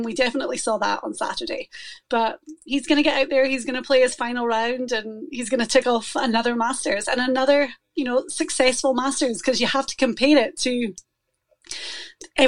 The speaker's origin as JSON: {"language": "English", "region": "Scotland", "country": "United Kingdom", "moved": "yes", "lives_now": "Florida, United States", "said": "I'm Scottish"}